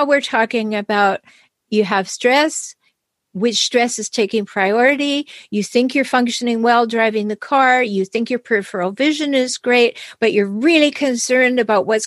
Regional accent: Canada; I'm Canadian

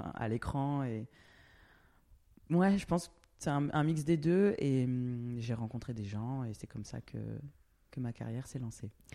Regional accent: France; moved away as an adult; also born or lived in Australia; now in Berlin, Germany; je suis français, j'ai grandi en France, d'origine euh, Guadeloupe et Réunion.

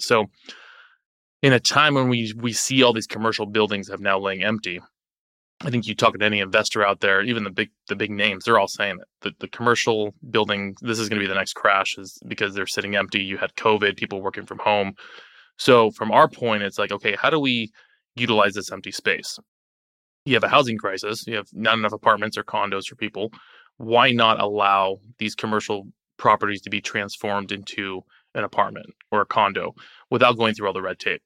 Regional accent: Lake Havasu City, Arizona, United States; my hometown of Lake Havasu

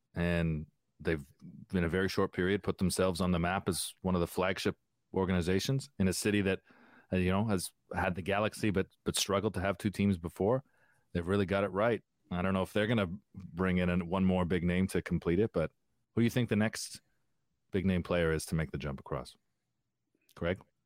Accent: Windsor, Ontario, Canada; I grew up in Windsor, so I, uh, next to the place that invented soul music.

